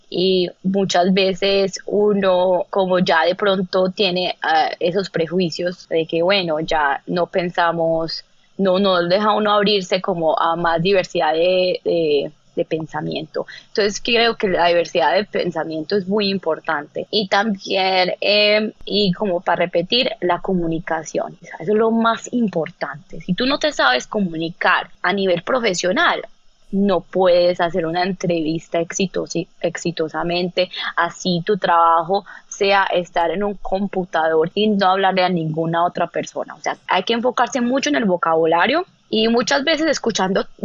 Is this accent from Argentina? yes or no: no; Colombia; now in United States; Entonces, cuando yo llegué de Estados Unidos, eh, de, perdón, de Colombia, yo sí tenía un acento. Eh, y sobre todo a nivel profesional y estando en Nueva York y en Chicago